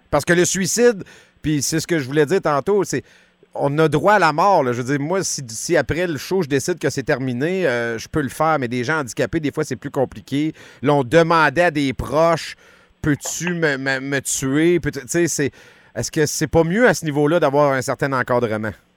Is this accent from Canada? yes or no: yes; Quebec, Canada; chez nous au Québec.